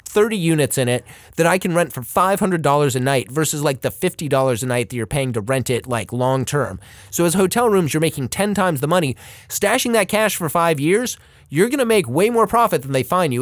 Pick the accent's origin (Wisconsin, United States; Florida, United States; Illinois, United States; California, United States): California, United States; Los Angeles; moved away; I grew up in Pacific Palisades for a bit, and I remember going to the pier when I was younger in, like, the mid-eighties.